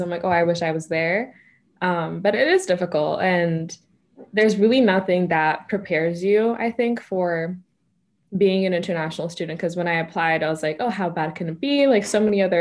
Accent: Ethiopia; moved away as an adult; also born or lived in Kenya; now in United States; I was born in Ethiopia. That's where I was raised. So I'm Ethiopian full, like through and through. I speak Amharic, so I'm bilingual

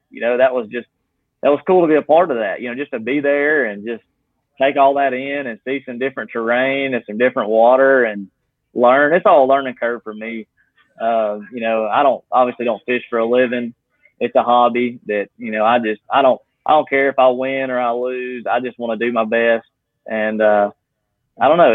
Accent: Gadsden, Alabama, United States; I'm from Gadsden, Alabama

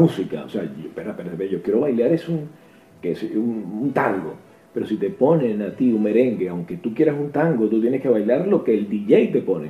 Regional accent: Venezuela; moved away; somos venezolanos

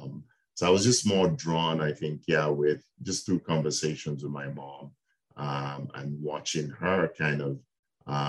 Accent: Nigeria; moved away as an adult; I was born in Nigeria in West Africa. I spent my first 18 years in Nigeria.

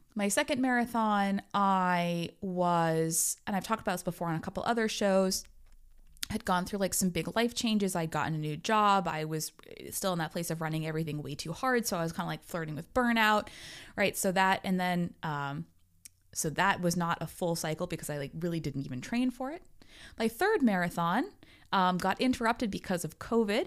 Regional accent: Maine, United States; I'm from Maine.

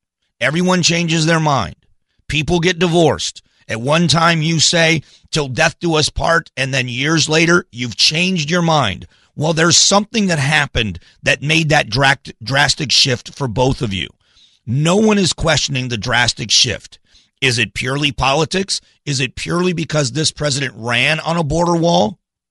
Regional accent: Arizona, United States; AZ Central, my hometown publication, put out a picture

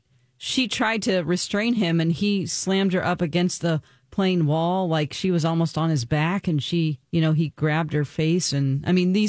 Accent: Springfield, Missouri, United States; He's from my hometown.

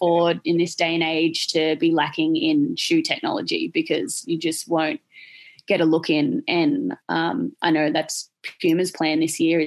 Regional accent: Australia; in Australia, I think we get forgotten about down here

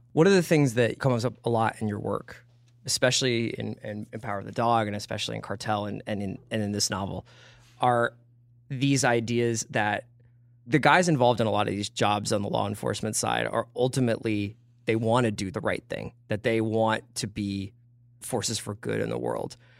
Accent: Philadelphia, Pennsylvania, United States; moved away as an adult; also born or lived in New York; Ten, ten years in New York, grew up in Philadelphia, and then I moved out here

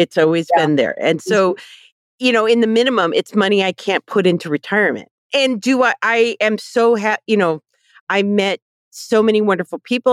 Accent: Ohio, United States; We grew up in Ohio

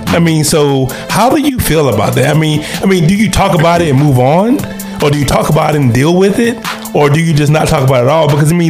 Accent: United States; we are American citizens

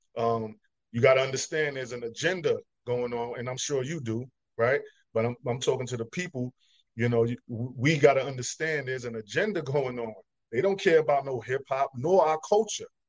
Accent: New York City, New York, United States; I'm from Brooklyn

